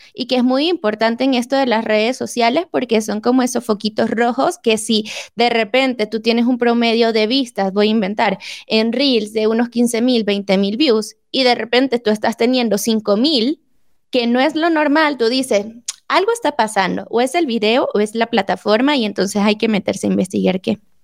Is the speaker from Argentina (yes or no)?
no; Venezuela; now in Mexico; aquí en México, yo soy venezolana y me quedé en México